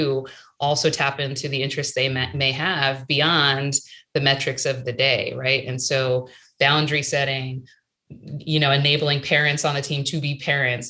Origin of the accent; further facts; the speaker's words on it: Maryland, United States; moved away; I grew up in Maryland, right outside of Washington, D.C.